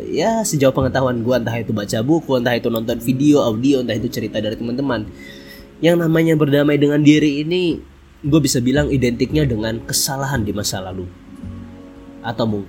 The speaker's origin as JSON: {"language": "Indonesian", "town": "Bontang", "region": "East Kalimantan", "country": "Indonesia", "tie": "born or raised there", "said": "Hari ini gue lagi ada di Bontang, Kalimantan Timur. Ya, bener banget. Tentunya ini adalah kampung halaman gue. Ini adalah tempat lahir gue yaitu di Bontang."}